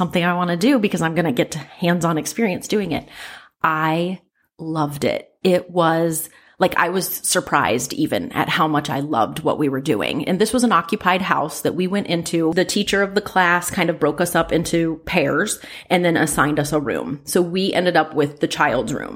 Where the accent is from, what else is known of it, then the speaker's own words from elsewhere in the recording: Ohio, United States; I'm from Ohio